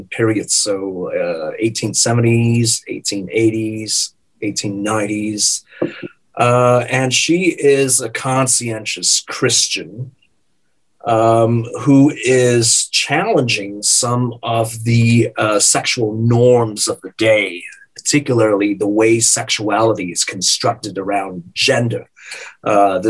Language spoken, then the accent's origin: English; Singapore; moved away as an adult; also born or lived in Canada / Indiana; I was born and raised in Singapore. I lived there until I was 21 years of age.